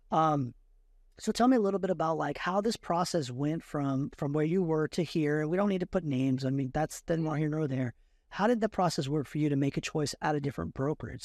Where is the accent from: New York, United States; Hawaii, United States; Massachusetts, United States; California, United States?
California, United States; Fremont; I grew up in Fremont, and Fremont's changed over and over again